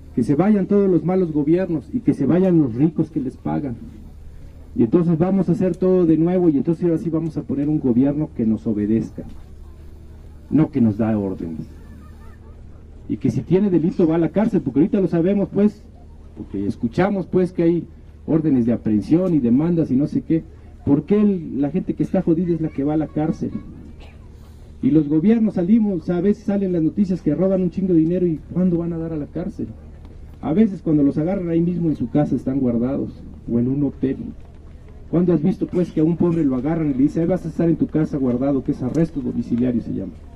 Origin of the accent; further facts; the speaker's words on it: Chiapas, Mexico; nosotros somos indígenas de Chiapas, todos, la mayoría.